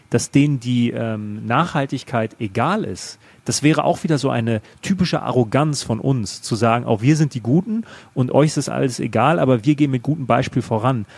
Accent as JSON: {"language": "German", "country": "Germany", "said": "bei uns in Deutschland"}